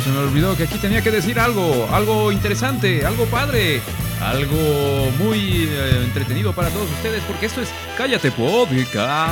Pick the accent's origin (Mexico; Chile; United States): Mexico; Guanajuato; estamos acá de regreso en, nuestro ranchito, pues aquí en, el, en el Guanajuato querido, ¿no? En el terruño